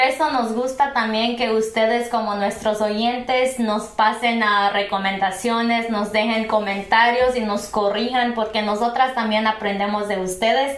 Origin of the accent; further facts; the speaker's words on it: Purépecha pueblo, Michoacán, Mexico; first language Purépecha; Spanish is a second language; now in United States; el idioma purépecha en mi pueblo de por sí ya no se habla al cien por ciento